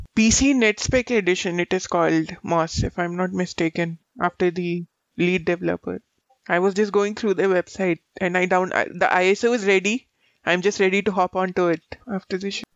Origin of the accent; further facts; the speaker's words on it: India; As an Indian